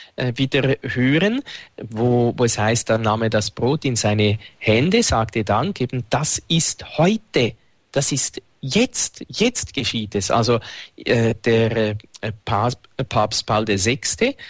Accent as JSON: {"language": "German", "town": "Winterthur", "region": "Zurich", "country": "Switzerland", "tie": "born or raised there", "said": "Dort, wo ich aufgewachsen bin, gibt es das Albani-Fest"}